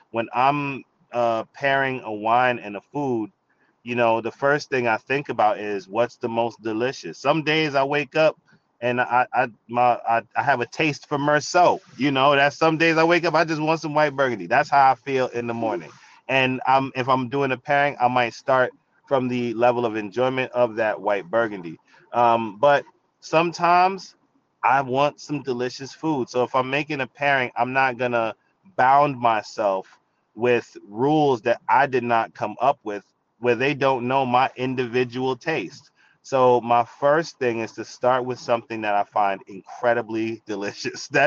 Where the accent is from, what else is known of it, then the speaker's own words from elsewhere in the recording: Jamaica; I'm Jamaican, you know what I'm saying? Like I like pepper.